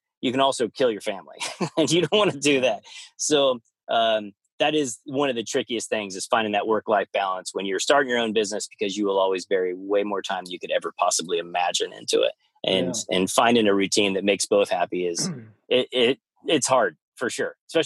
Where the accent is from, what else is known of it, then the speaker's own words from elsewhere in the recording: Kansas, United States; moved away; also born or lived in Oklahoma / Arizona; growing up in Kansas, so we went to Oklahoma and I lived in Arizona